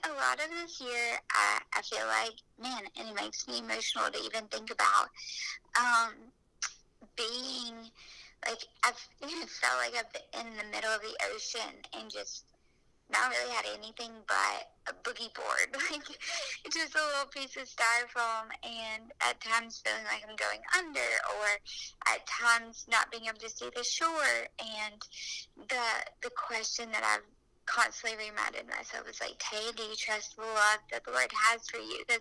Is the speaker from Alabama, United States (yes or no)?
yes; Alabama, United States; accent: Alabama; It is probably the Alabama accent